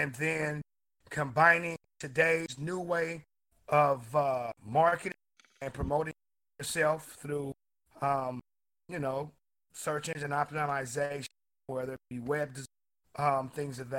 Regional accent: Portland, Oregon, United States; Portland, Oregon. Uh, okay. Uh, born here, raised most here.

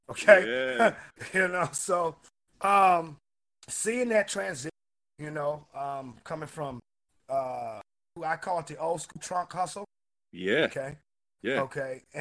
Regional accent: Portland, Oregon, United States; Portland, Oregon. Uh, okay. Uh, born here, raised most here.

